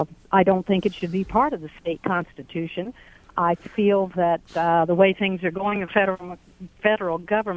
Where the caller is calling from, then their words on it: United States; Hi there. I'm from Jackson County, and I have a couple ideas or comments on this.